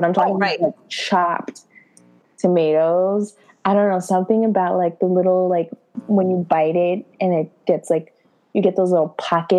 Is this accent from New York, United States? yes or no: yes; New York, United States; I'm still a New Yorker.